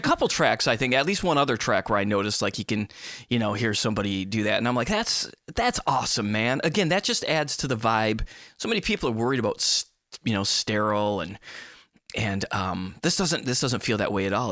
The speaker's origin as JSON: {"language": "English", "region": "Midwest", "country": "United States", "tie": "born or raised there", "said": "my background was growing up in the Midwest"}